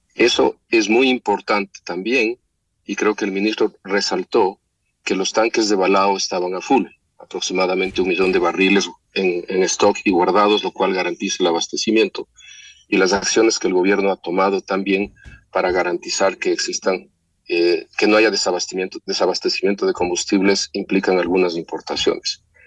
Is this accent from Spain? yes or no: no; Ecuador; todos los ecuatorianos